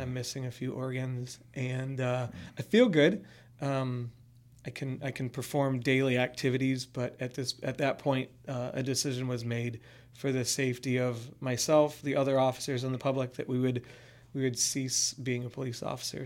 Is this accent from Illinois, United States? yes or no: yes; Chicago suburbs, Illinois, United States; I grew up in the Chicago suburbs